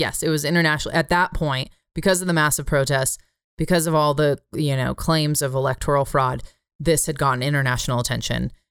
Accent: United States; I'm American

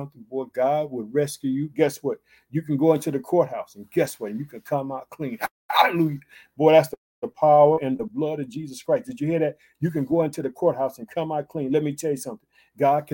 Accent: Illinois, United States; also born or lived in Chicago; the state of Illinois, which is my home state

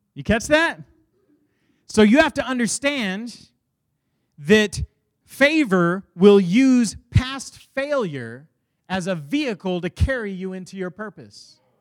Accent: Dallas, Texas, United States; born or raised there

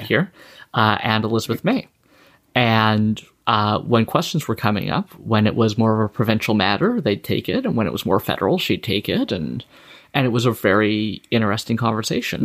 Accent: Saskatchewan, Canada; also born or lived in the Maritimes; now in British Columbia, Canada; I'm from Saskatchewan originally

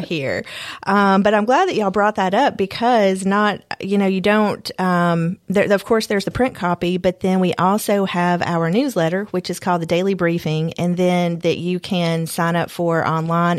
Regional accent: Bartlett, Tennessee, United States; also born or lived in Nashville, Tennessee; now in Columbia, United States; I'm a native Tennessean. Um, I grew up in West Tennessee in um, suburb Bartlett

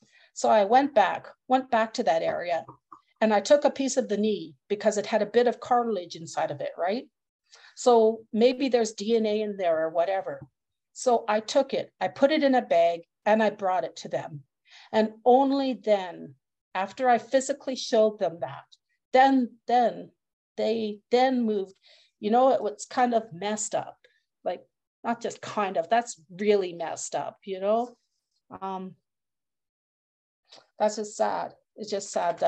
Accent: Edmonton, Alberta, Canada; I was born and raised in Edmonton

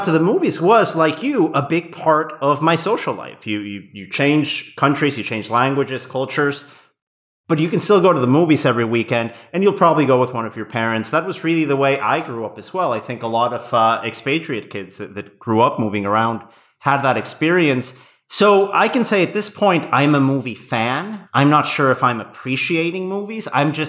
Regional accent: Querétaro, Mexico; I remember I was living back in my hometown in Mexico when this came out. It was probably the first film I saw at Cinepolis's first location in Querétaro, in my hometown, not too far from my grandparents' house.

